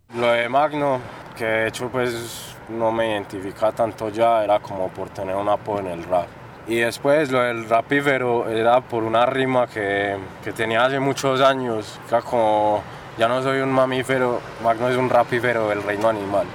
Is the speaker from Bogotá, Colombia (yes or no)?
no; El Retiro, Antioquia, Colombia; born or raised there; also born or lived in Medellín / La Ceja / Llano Grande